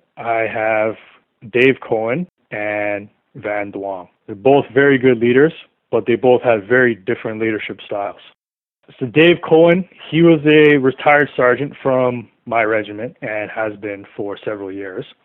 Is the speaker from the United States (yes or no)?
no; Toronto, Ontario, Canada; I was growing up in the Malvern area in Toronto